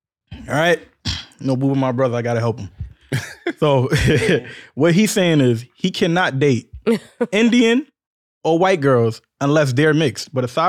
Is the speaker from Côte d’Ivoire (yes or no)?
yes; Côte d’Ivoire; I'm from Ivory Coast.